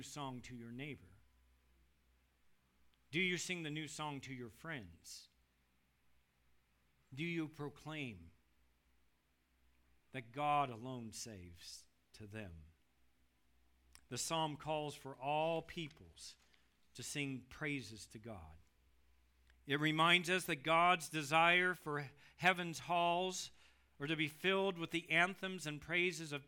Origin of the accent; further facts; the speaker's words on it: United States